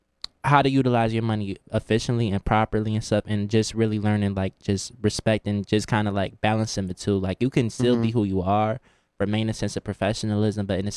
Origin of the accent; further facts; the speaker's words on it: New Haven, Connecticut, United States; moved away as an adult; also born or lived in Washington, D.C.; I'm coming from New Haven, Connecticut